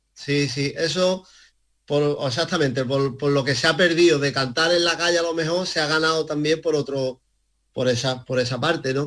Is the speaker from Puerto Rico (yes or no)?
no; Málaga, Andalusia, Spain; also born or lived in Casarabonela; como malagueño que soy